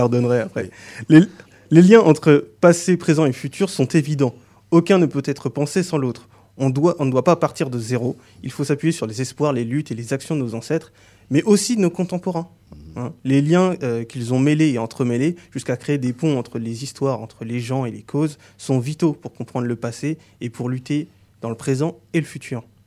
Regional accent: France; je suis né en France, mais je n'ai pas l'apparence que l'on associe à l'image du français de souche. De ce fait, j'ai grandi dans un contexte

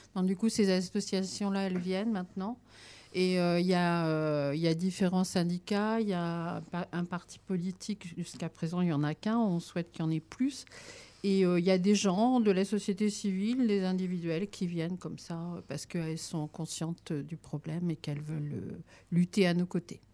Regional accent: France; chez nous en France

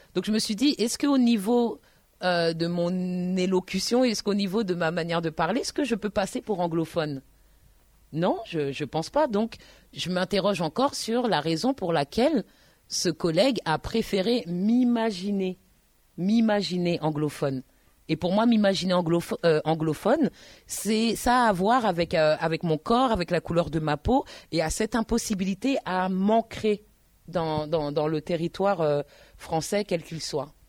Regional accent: Paris, Île-de-France, France; also born or lived in Tours; je suis parisienne

